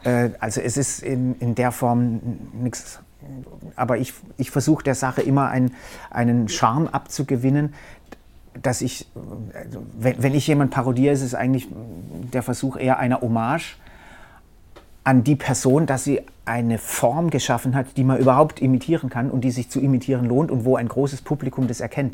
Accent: Karlsruhe, Baden-Württemberg, Germany; ist natürlich Karlsruhe meine Heimat. Ich bin äh, nie groß äh, also äh, irgendwie mehrere Jahre irgendwie woanders hin

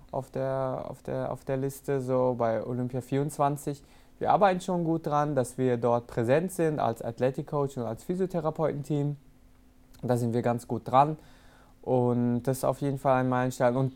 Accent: Rastatt, Baden-Württemberg, Germany; Natürlich habe ich vietnamesische Wurzeln, es zieht mich auch immer wieder dahin und ich fühle mich auch als äh, Vietnamese so, aber so wirklich Heimat, wenn ich daran denke, okay, was mich geprägt hat, was mein Leben ausgemacht hat, auf

